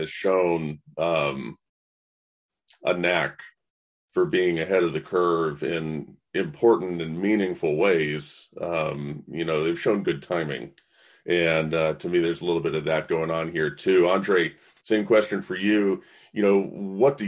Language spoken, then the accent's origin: English; the South, United States; I'm born and raised in the South